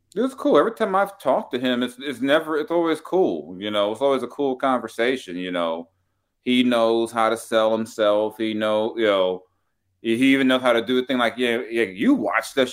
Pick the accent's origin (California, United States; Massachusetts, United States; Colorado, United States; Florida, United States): California, United States; Los Angeles; moved away; I was South Central, too. I used to live, I used to live not too far from Crenshaw and Slauson